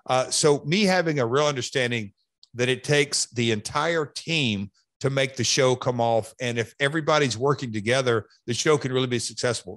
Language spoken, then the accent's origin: English; Hendersonville, Tennessee, United States; it's my hometown. I was born and raised here